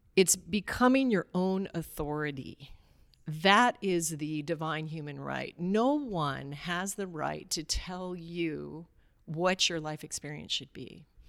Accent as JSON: {"language": "English", "region": "Alaska", "country": "United States", "tie": "born or raised there", "said": "I grew up in Alaska"}